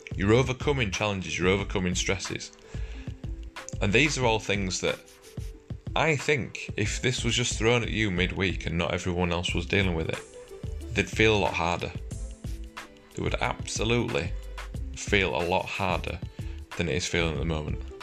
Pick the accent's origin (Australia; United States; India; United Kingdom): United Kingdom; we're British